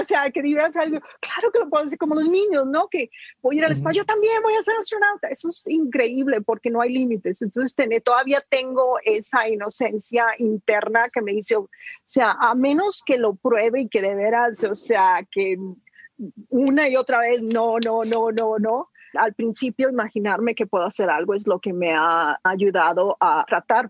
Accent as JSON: {"language": "Spanish", "region": "Sinaloa", "country": "Mexico", "moved": "yes", "said": "yo salí huyendo sin Sinaloa, nunca regresé"}